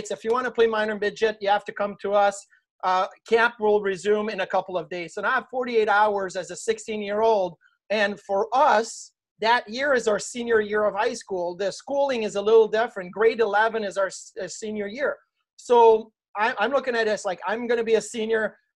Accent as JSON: {"language": "English", "town": "Clarence", "region": "New York", "country": "United States", "tie": "born or raised there", "said": "lived in in in Clarence and was drafted by Orchard Park. Like it was really like right there. It was in my hometown. So it was a return home for me."}